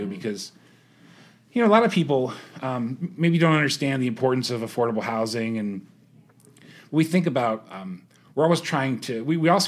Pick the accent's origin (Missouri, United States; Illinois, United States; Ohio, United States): Ohio, United States; Youngstown; born there; I was born in Youngstown, uh, and so I I've seen the effect that the ebb and flow of jobs can have on a community